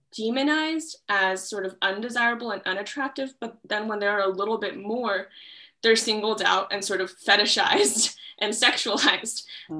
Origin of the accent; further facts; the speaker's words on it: Texas, United States; moved away as an adult; also born or lived in Wuhan, China; now in Amherst, United States; I grew up in Texas um, and I moved to Texas from Wuhan, China when I was four years old